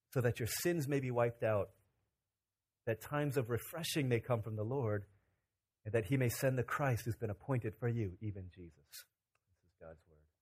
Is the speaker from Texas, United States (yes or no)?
no; Virginia, United States; 12, 13 years old in Virginia